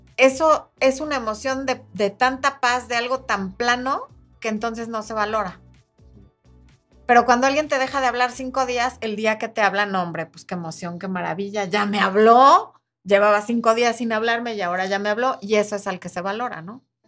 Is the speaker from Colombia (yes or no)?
no; Mexico; en mi país, que es México